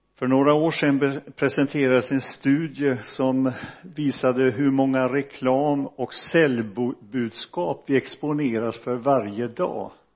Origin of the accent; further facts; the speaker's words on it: Donsö, Västra Götaland, Sweden; jag växte upp i Donsö missionsförsamling